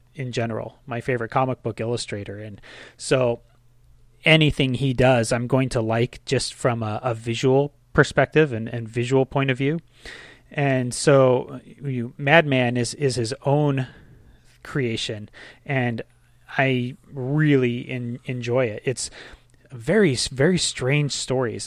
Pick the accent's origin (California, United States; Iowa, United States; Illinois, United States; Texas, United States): California, United States; Ventura; a recreation center in my hometown in Ventura